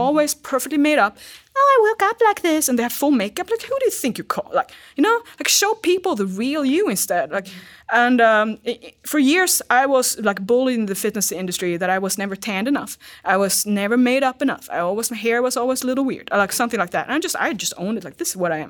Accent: Sweden; English is a second language; now in United States; I'm from Sweden

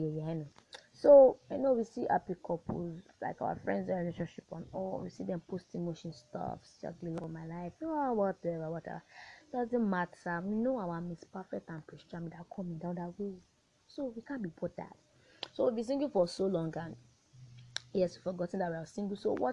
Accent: Nigeria; I am a Nigerian and I am a proud one

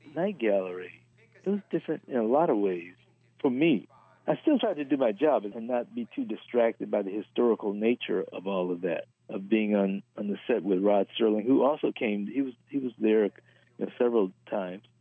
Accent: Los Angeles, California, United States; born and raised in Los Angeles

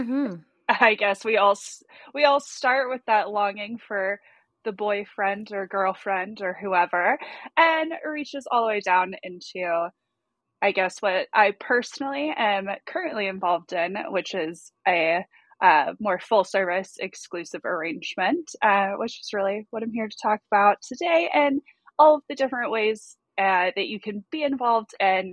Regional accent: Southeast, United States; accent: Southern US; in the military, we moved around like military kids, so I really have no particular home base. But my accent, I guess, clearly puts me from somewhere in the southeast.

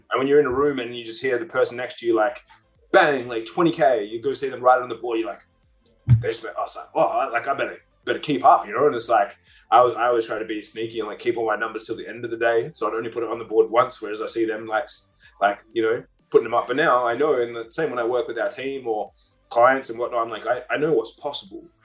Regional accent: Perth, Western Australia, Australia; I was from Perth

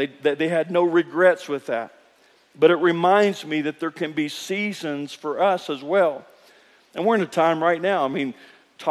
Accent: Kentucky, United States; I grew up in Kentucky

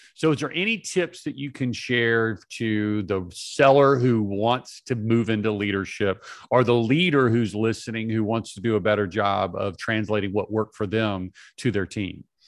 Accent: Atlanta, Georgia, United States; I was born in Atlanta.

